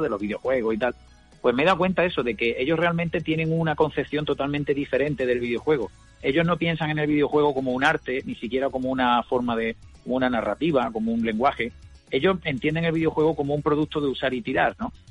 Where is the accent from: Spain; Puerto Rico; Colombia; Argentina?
Spain; Córdoba, Andalusia; yo soy de Córdoba